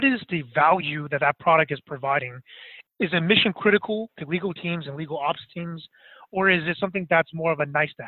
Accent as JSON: {"language": "English", "area": "Bay Area", "region": "California", "country": "United States", "also_born_or_lived": "Boston", "said": "I'm actually from the Bay Area"}